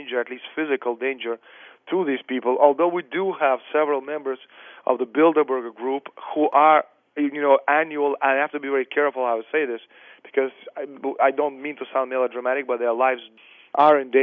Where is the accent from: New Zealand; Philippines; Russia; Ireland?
Russia; now in Canada; I'm Russian, I was born in the Soviet Union